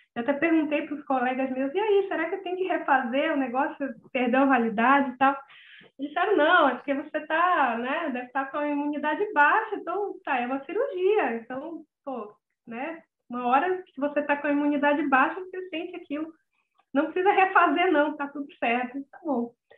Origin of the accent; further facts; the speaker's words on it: Manaus, Amazonas, Brazil; also born or lived in Rio de Janeiro; eu nasci no Rio, mas eu moro aqui em Manaus desde os três anos